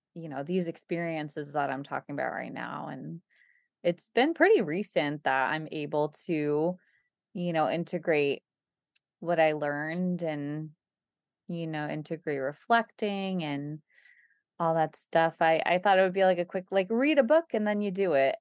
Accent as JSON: {"language": "English", "country": "United States", "said": "we're American"}